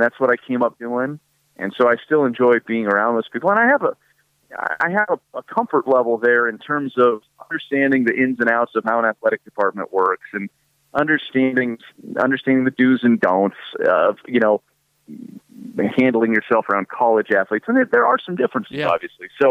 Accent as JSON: {"language": "English", "region": "Iowa", "country": "United States", "tie": "born or raised there", "said": "I grew up in Iowa"}